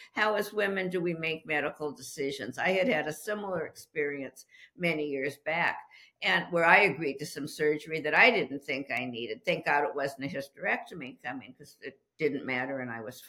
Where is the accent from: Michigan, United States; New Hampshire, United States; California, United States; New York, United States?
California, United States; Los Angeles; moved away as an adult; now in Petaluma, United States; I'm originally from Los Angeles